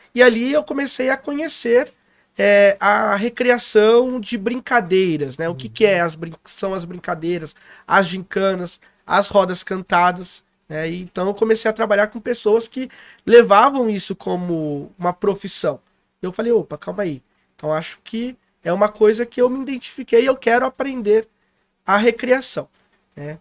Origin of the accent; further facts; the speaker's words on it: São Paulo, Brazil; now in Poços de Caldas, Brazil; eu sou paulistano, né? Nasci em Itaquera